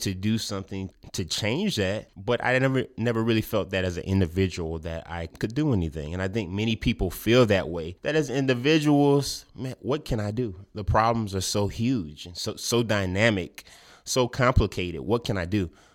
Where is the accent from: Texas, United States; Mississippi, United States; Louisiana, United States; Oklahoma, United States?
Louisiana, United States; Lafayette; I was born and raised in Lafayette